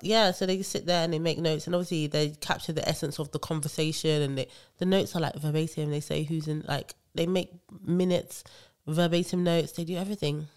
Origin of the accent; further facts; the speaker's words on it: Nigeria; I love being Nigerian